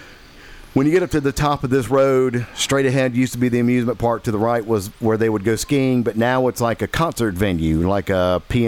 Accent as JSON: {"language": "English", "town": "Holyoke", "region": "Massachusetts", "country": "United States", "tie": "born or raised there", "moved": "yes", "said": "We got up to my hometown, Holyoke."}